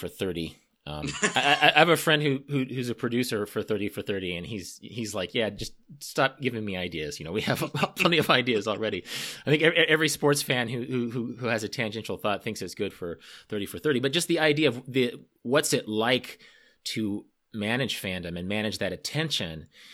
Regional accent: Wichita, Kansas, United States; my hometown, Wichita, Kansas

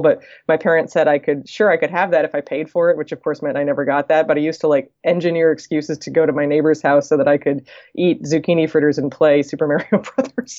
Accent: East Coast, United States; moved away as an adult; also born or lived in California; I'm from the East Coast originally and had been living in California

